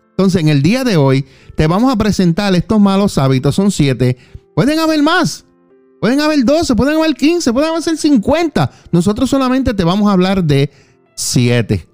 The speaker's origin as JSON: {"language": "Spanish", "town": "Juana Díaz", "country": "Puerto Rico", "said": "Yo soy de Puerto Rico, de Juana Díaz."}